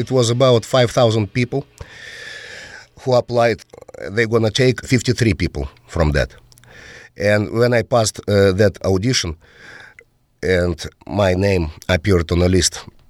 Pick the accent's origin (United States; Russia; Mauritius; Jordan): Russia; English is a second language; We traveled all around Russia. And of course, when I had some tours next to my hometown, I paid for my parents' tickets.